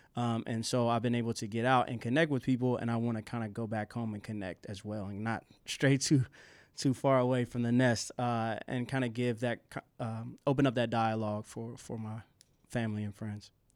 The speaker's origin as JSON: {"language": "English", "town": "Asheville", "region": "North Carolina", "country": "United States", "tie": "born or raised there", "moved": "yes", "said": "Asheville's my hometown, so I have a lot of roots"}